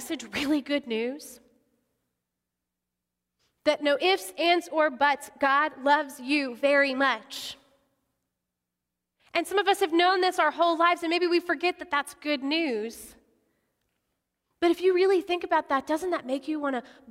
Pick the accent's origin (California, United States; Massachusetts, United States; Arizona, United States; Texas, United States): Texas, United States; Odessa; I grew up in Odessa, not a cow pasture